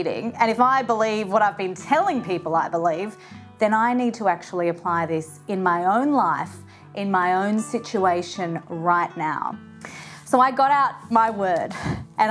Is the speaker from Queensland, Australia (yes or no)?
yes; Brisbane, Queensland, Australia; in my hometown of Brisbane here in Australia